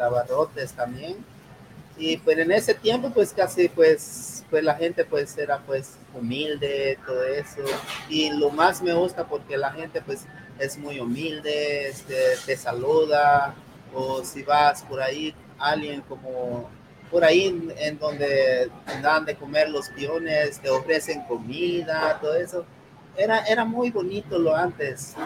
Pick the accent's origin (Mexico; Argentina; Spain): Mexico; Guerrero; moved away; yo vino este, de un rancho que se llama uh, Guerrero, de ahí donde yo nací, de ahí donde yo crecí, de mi niñez.